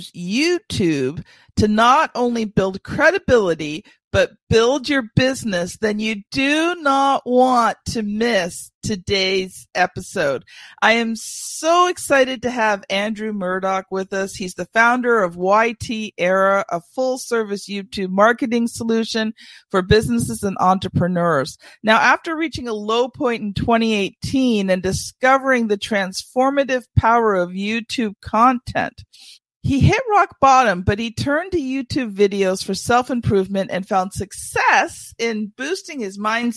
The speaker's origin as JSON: {"language": "English", "region": "Ontario", "country": "Canada", "said": "I'm Canadian"}